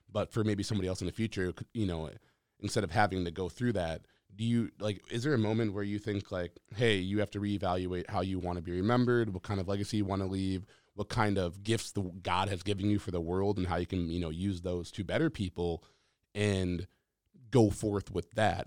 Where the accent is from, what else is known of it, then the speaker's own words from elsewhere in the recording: Minnesota, United States; growing up in Minnesota